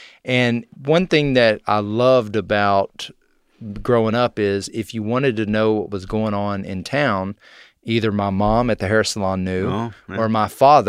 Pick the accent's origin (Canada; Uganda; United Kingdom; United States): United States; College Station, Texas; I am from Texas. I grew up in a place called Bryan College Station. Nobody knows what Bryan is, so we just say College Station.